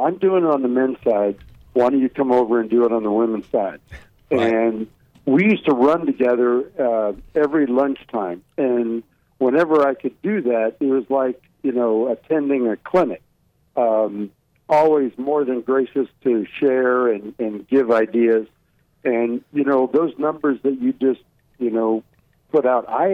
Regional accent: California, United States; moved away; also born or lived in Texas / Arkansas; Originally, I'm a Californian

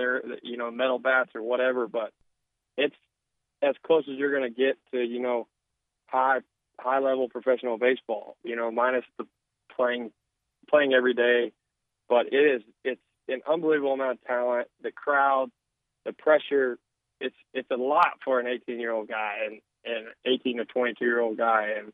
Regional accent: Arkansas, United States; also born or lived in Meridian, Mississippi; my home state. You know, every kid growing up in Arkansas

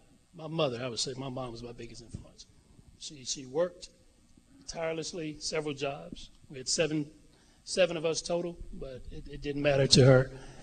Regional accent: Mobile, Alabama, United States; moved away as an adult; I'm from Mobile

